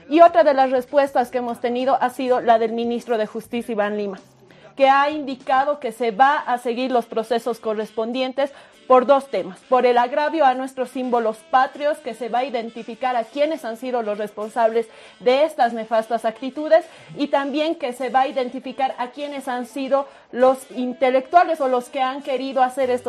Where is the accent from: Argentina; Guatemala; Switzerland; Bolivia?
Bolivia; no hubiéramos querido como bolivianas y bolivianos se presente de esta manera el aniversario de un departamento que es tan importante